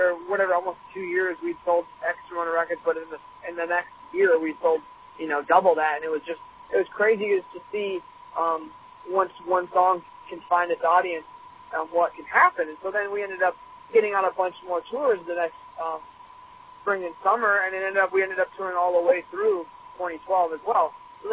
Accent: Michigan, United States; Yeah, we're from Michigan, we're from Minneapolis

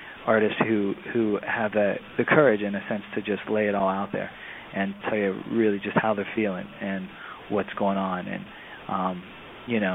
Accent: Weirton, West Virginia, United States; moved away as an adult; also born or lived in Philadelphia; now in Pittsburgh, United States; I was born and raised in Weirton, West Virginia, which is, about 45 minutes west of Pittsburgh. That's where I grew up

